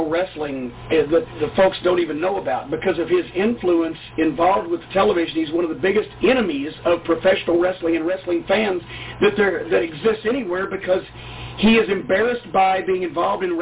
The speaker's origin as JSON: {"language": "English", "region": "the South", "country": "United States", "accent": "Southern", "said": "we're both from the South. And we have these pronounced Southern accents."}